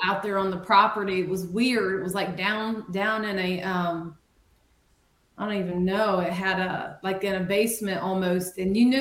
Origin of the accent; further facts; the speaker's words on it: Marion, United States; my hometown, Marion